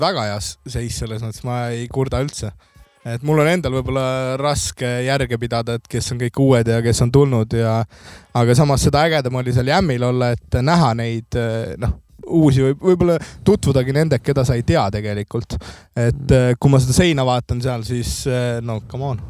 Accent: Kadrina, Lääne-Viru County, Estonia; ma olen Kadrinast pärit

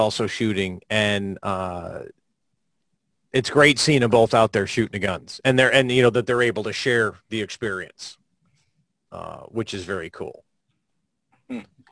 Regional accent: Florida, United States; my home state of Florida

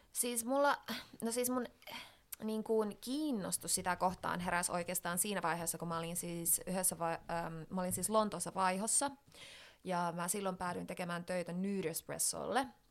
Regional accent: Finland; now in London, United Kingdom; tulin tänne sitten Suomeen

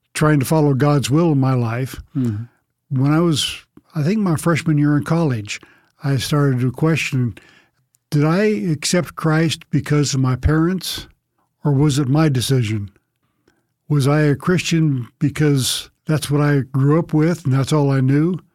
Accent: Long Beach, California, United States; moved away as an adult; also born or lived in Arkansas; I grew up in Southern California, Long Beach, California to be specific

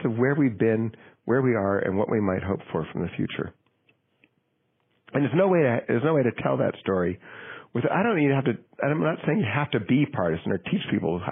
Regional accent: Manchester, New Hampshire, United States; my hometown of Manchester, New Hampshire

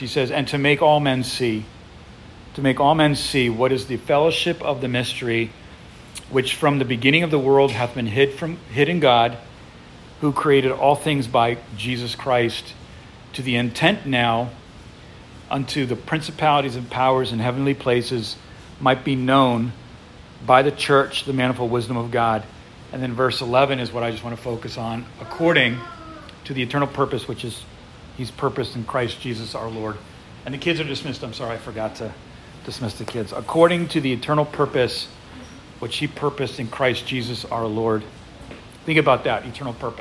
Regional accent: United States; also born or lived in Ukraine; growing up as an American

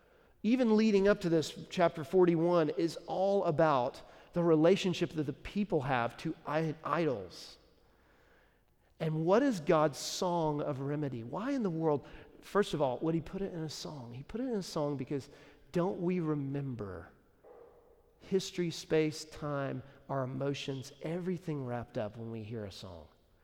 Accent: Nashville, Tennessee, United States; You know, when people say, hey, where are you from? You say Nashville, like, oh, okay.

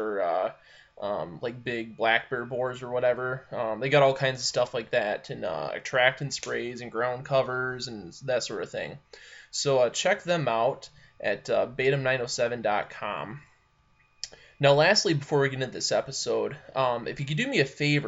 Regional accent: Michigan, United States; I'm from Michigan.

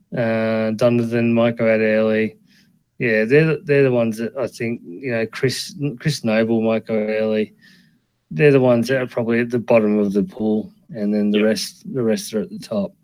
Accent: Australia; We're from Australia.

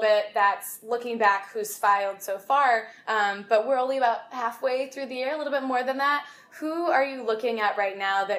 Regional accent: Chicago, Illinois, United States; I'm from Chicagoland area

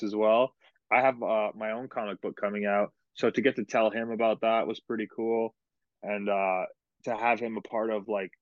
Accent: Canada; moved away as an adult; now in United States; my home country of Canada

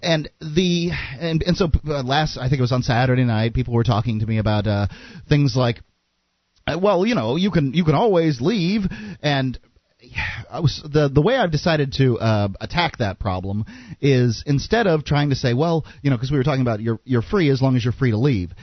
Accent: Sarasota, Florida, United States; now in Keene, United States; I was born in the city of, uh, near the city of yeah, in the city of Sarasota

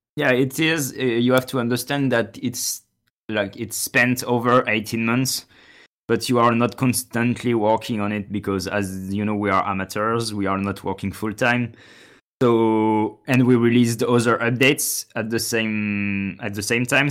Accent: France; I'm from France

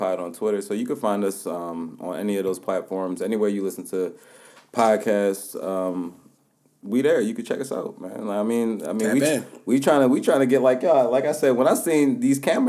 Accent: Baltimore, Maryland, United States; moved away as an adult; now in Los Angeles, United States; it's coming from Baltimore. You know how we have that kind of... I mean, we're not like a New York, but we have that bravado to ourselves

